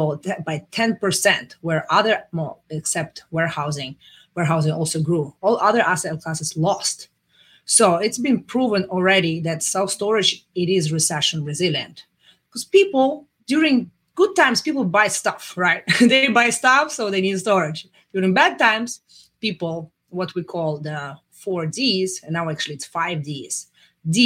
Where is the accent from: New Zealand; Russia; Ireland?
Russia; moved away as an adult; now in United States; I'm coming from Russia